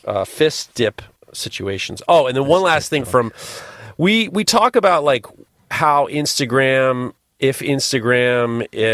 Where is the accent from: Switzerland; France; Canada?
Canada; But being Canadian, I have to say sorry for boring you.